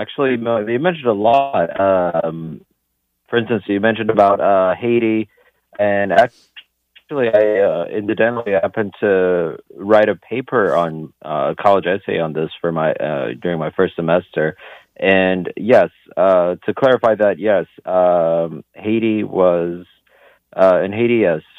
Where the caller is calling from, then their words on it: Lisbon, Portugal; calling from Lisbon.